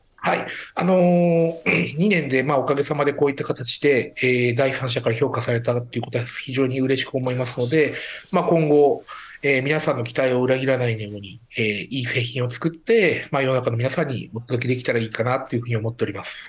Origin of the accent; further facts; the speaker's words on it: Hokkaido, Japan; moved away; 昔から私、北海道出身なんですけど